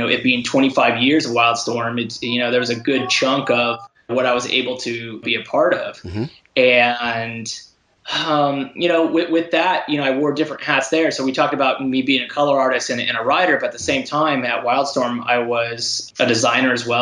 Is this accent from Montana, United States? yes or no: no; San Diego, California, United States; I grew up in San Diego, the home of San Diego Comic-Con